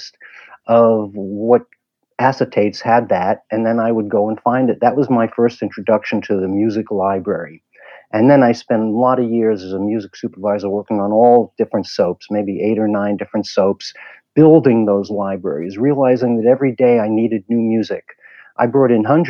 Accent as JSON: {"language": "English", "region": "New York", "country": "United States", "tie": "born or raised there", "also_born_or_lived": "Washington, D.C.", "said": "I grew up in New York."}